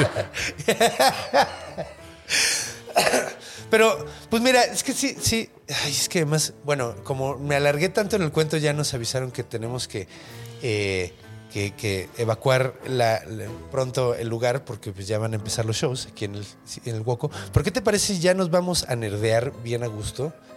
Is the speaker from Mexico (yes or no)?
yes; Mexico City, Mexico; yo crecí en la Ciudad de México con una calidad de aire de mierda